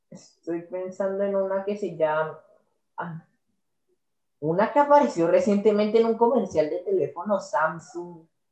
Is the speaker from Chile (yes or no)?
no; Colombia; soy colombiano